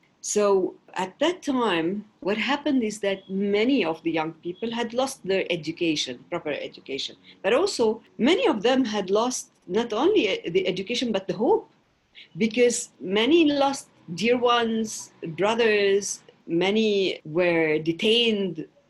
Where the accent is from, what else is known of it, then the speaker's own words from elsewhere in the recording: Jerusalem, Palestine; Well, you know, I come from Palestine, an occupied territory. I grew up in the old city of Jerusalem, and I had the privilege to study in private schools in Palestine